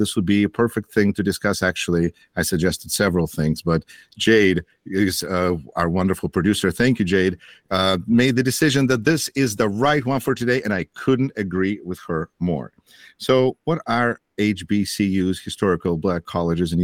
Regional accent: Russia; now in Beloit, United States; I'm originally from Russia

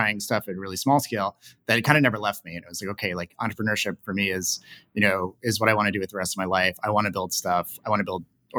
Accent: New York, United States; I grew up in New York

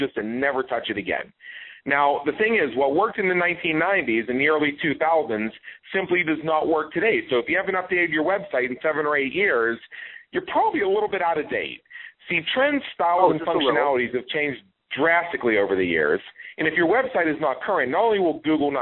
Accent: Pittsburgh, Pennsylvania, United States; moved away; I'm from Pittsburgh originally myself

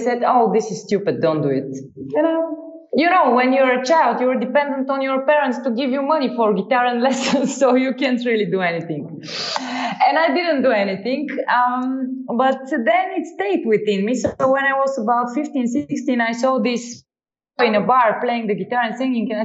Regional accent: Sofia, Sofia City, Bulgaria; I founded a music school in my hometown

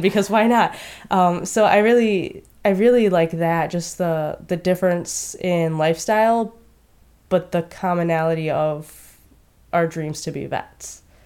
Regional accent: Westland, Michigan, United States; moved away as an adult; also born or lived in Marietta, Ohio; I am from Westland, Michigan, which is right around Detroit

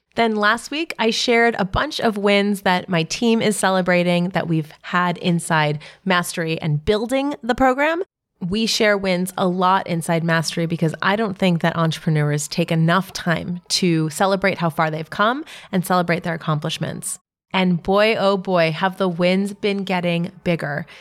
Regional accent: New York City, New York, United States; my hometown

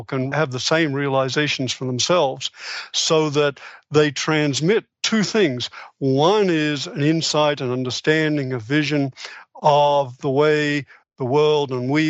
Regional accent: Australia; moved away as an adult; I was born in Australia. I came over here to do my, went through medical school in Australia, came over here to do specialty training in psychiatry.

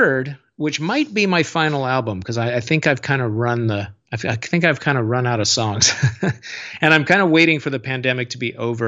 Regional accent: Seattle, Washington, United States; when I was growing up in Seattle in the late 80s and early 90s

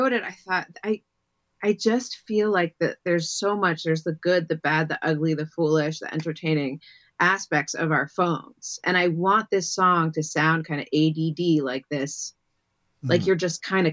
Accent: New York, United States; I grew up in Greenwich Village

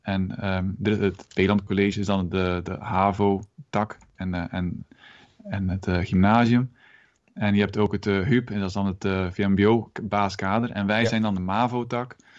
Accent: Moerbeke, Flanders, Belgium; moved away as an adult; also born or lived in Ghent, Belgium; now in Netherlands; ik ben ook Belg van oorsprong

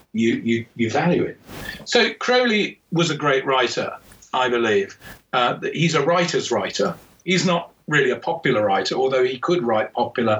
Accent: England, United Kingdom; as an Englishman

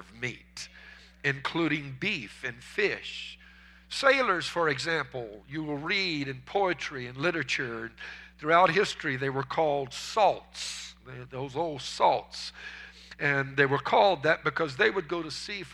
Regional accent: United States; As American Christians

